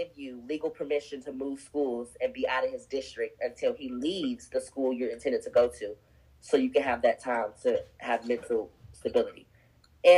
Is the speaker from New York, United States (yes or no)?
no; Greenville, North Carolina, United States; growing up in North Carolina, especially Greenville, small town